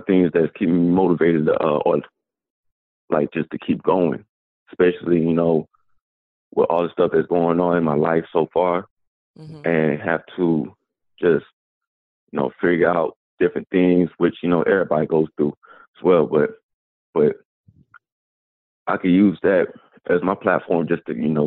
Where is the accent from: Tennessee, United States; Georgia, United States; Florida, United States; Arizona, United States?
Georgia, United States; Atlanta; I'm from Atlanta, Georgia